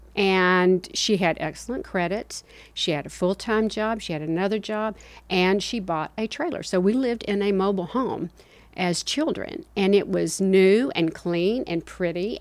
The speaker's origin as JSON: {"language": "English", "town": "Spartanburg", "region": "South Carolina", "country": "United States", "tie": "born or raised there", "also_born_or_lived": "Kingsport, Tennessee / Georgia", "said": "we finally settled in Spartanburg, South Carolina. And during that time, I went to grammar school and, uh, high school"}